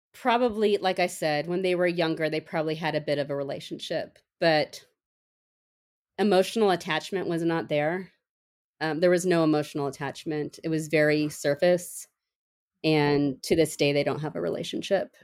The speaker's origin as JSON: {"language": "English", "town": "San Diego", "region": "California", "country": "United States", "also_born_or_lived": "Minnesota / Portland", "moved": "as an adult", "said": "now I am from San Diego, we moved back to San Diego"}